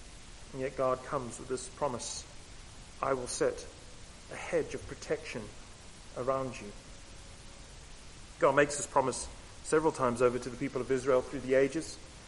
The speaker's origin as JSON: {"language": "English", "town": "Camberwell", "region": "London", "country": "United Kingdom", "tie": "born there", "also_born_or_lived": "Southern Africa", "said": "I was born, in fact, just down the road. I am from Camberwell, but I spent the majority of my life in Southern Africa."}